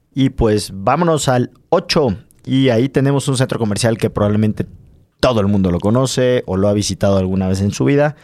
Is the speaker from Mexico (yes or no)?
yes; Mexico; es una plaza que está al sureste de nuestro país